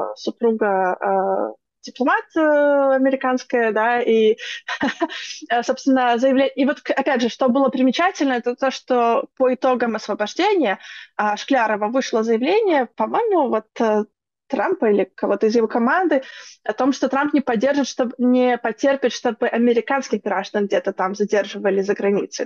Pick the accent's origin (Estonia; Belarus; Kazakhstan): Belarus; мы как белорусы